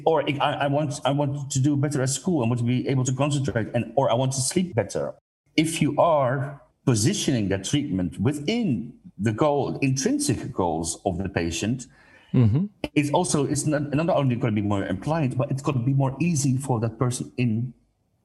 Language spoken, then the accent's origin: English; Netherlands; I'm coming from the Netherlands